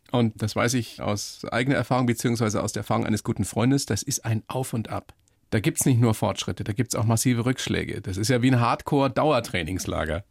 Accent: Germany; bei uns in Deutschland

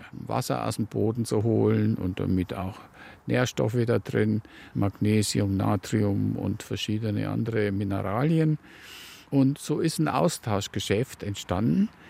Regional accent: Waldsassen, Bavaria, Germany; now in Kist, Germany; aufgewachsen bin ich in Waldsassen, ganz im Norden der Oberpfalz, Landkreis Tirschenreuth.

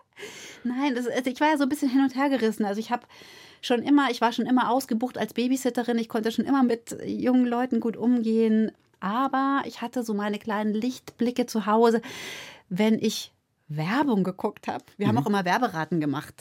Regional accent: Lake Starnberg, Bavaria, Germany; also born or lived in Munich / Cologne; Ich bin halt aufgewachsen da am Starnberger See

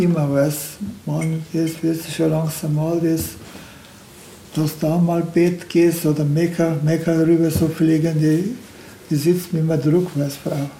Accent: Turkey; German is a second language; now in Deggendorf, Germany; Ich bin in der Türkei aufgewachsen

